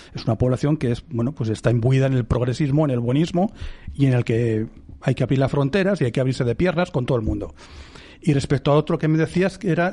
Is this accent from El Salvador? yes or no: no; Spain; cualquiera de nosotros como ciudadanos españoles